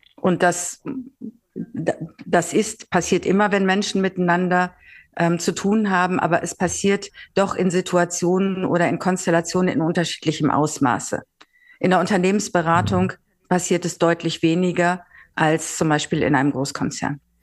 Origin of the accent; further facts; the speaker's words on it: Northern Germany, Germany; moved away as an adult; also born or lived in Mannheim / Switzerland; als Norddeutsche